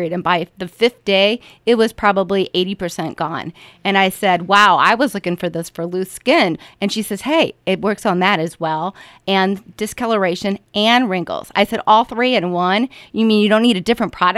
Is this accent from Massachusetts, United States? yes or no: no; St. Louis, Missouri, United States; also born or lived in Orlando, Florida / St. Charles County; I'm a native of St. Louis. I was born in Orlando, Florida, but I've lived here since all my memory alive since I've been two